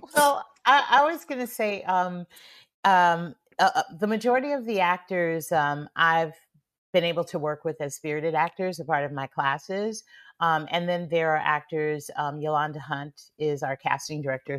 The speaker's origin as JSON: {"language": "English", "town": "San Francisco", "region": "California", "country": "United States", "tie": "born or raised there", "said": "growing up in San Francisco"}